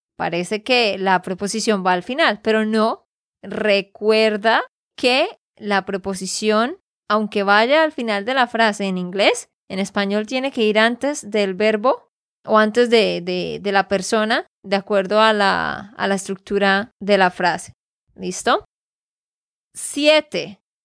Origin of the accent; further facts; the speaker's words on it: Santander, Colombia; de Santander, Colombia